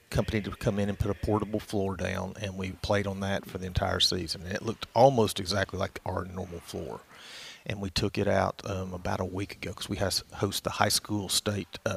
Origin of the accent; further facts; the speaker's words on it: Hot Springs, Arkansas, United States; Yeah, I grew up in Hot Springs.